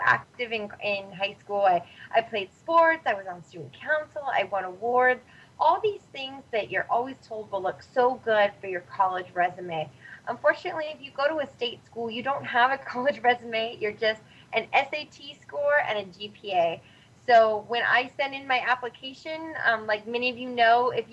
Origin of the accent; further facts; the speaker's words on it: Northern California, United States; also born or lived in San Diego; I'm originally from Northern California, and San Diego was just about as opposite of the state as I could go